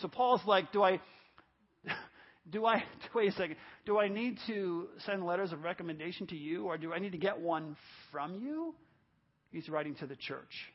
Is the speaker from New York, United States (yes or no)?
yes; New York, United States; the apartment complex I grew up in New York